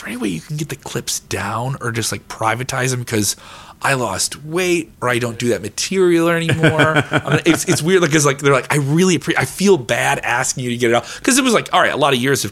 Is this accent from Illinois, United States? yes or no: yes; Chicago, Illinois, United States; I'm a person from Chicago